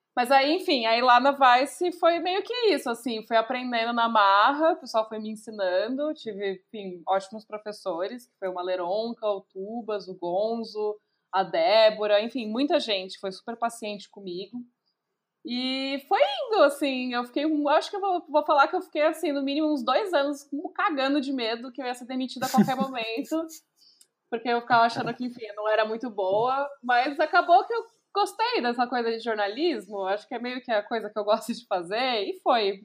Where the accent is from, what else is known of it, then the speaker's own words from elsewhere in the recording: São Paulo, Brazil; eu sou nascida e criada em São Paulo, especificamente em Santa Amaro.